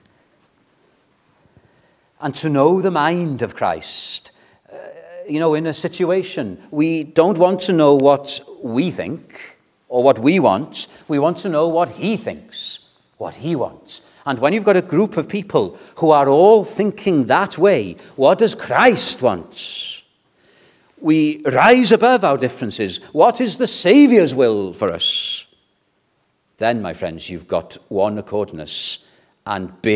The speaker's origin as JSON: {"language": "English", "region": "Wales", "country": "United Kingdom", "tie": "born or raised there", "said": "When I was brought up in Welsh evangelicalism, it was Welsh-speaking evangelicalism"}